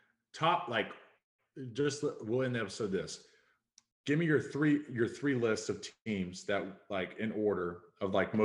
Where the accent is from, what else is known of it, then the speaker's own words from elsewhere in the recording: Georgia, United States; I was born and raised in Georgia